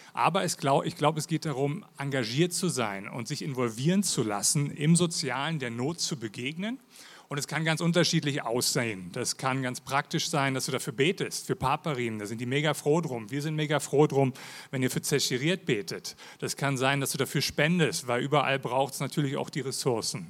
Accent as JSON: {"language": "German", "region": "Berlin", "country": "Germany", "also_born_or_lived": "Lake Thun, Switzerland", "accent": "Hochdeutsch", "moved": "yes", "lives_now": "Switzerland", "said": "ich bin ursprünglich aus Berlin. Wie man mal an meinem Hochdeutsch hört"}